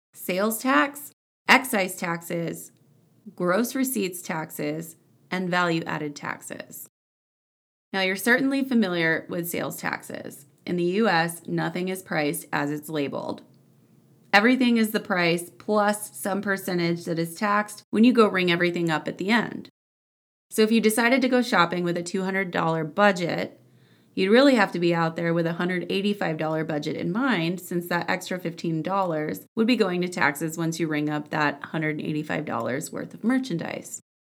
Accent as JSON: {"language": "English", "town": "Houston", "region": "Texas", "country": "United States", "tie": "born or raised there", "moved": "yes", "said": "growing up in the Houston area"}